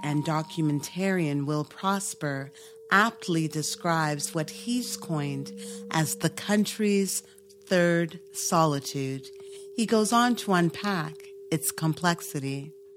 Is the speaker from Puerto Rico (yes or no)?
no; Toronto, Ontario, Canada; we're both from Toronto